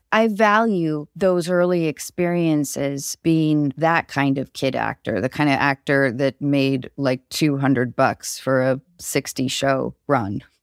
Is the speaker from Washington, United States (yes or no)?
yes; Seattle area, Washington, United States; also born or lived in Baltimore, Maryland; I was born in Baltimore, and I moved to the Seattle area when I was six